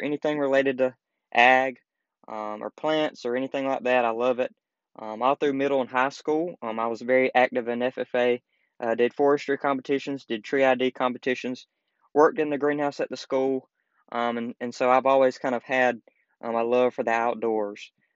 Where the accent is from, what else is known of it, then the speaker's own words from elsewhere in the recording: the South, United States; growing up in the South, you know, it's kind of the, still in a way, still kind of the Bible Belt.